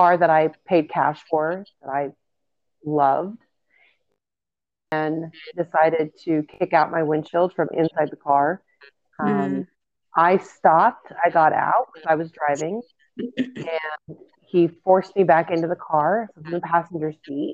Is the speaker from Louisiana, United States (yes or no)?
no; Pagosa Springs, Colorado, United States; Growing up in Pagosa Springs, there wasn't more of a popularity. It's a small town